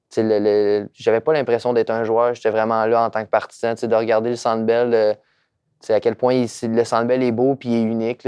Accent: Trois-Rivières, Quebec, Canada; Je viens de Trois-Rivières

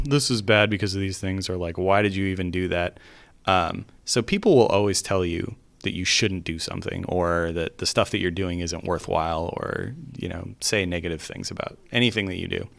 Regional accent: California, United States; moved away as an adult; also born or lived in Salt Lake City, Utah; I had born and raised in California and, uh, I went to school there.

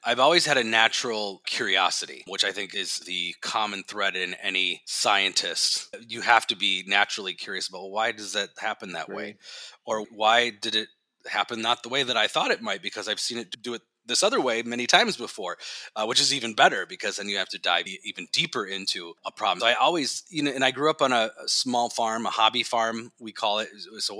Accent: Minnesota, United States; I'm born and raised in Minnesota, and I really do like the area

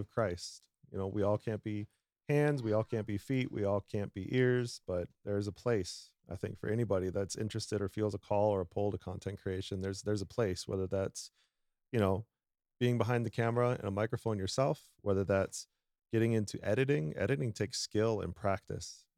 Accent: South Dakota, United States; I am born and raised in South Dakota. So we're technically in my home territory

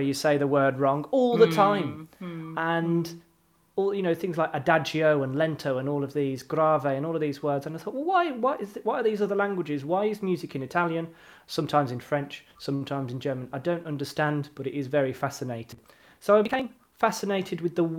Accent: Birmingham, West Midlands, United Kingdom; I'm from Erdington.

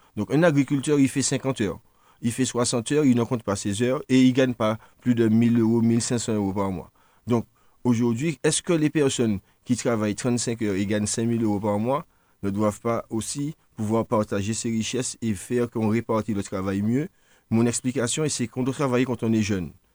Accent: Martinique; si on est martiniquais

